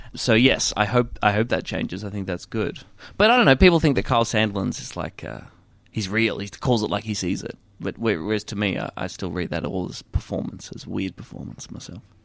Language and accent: English; Warrnambool, Victoria, Australia; a little kid growing up in Warrnambool